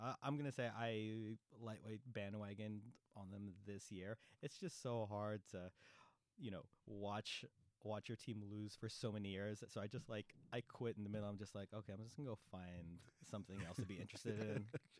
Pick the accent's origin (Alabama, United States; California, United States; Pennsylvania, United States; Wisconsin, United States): California, United States; Daly City; moved away as an adult; also born or lived in Oakland; now in Southern California, United States; I'm from the Bay. I'm born and raised in Daly City. Mm-hmm. So I was there for like 25 years. Then I moved to Oakland and then lived there for like maybe a year or two and then moved down over here.